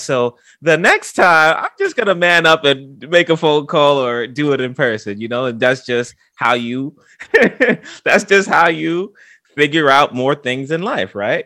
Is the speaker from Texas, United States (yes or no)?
no; New York City, New York, United States; I'm from the Bronx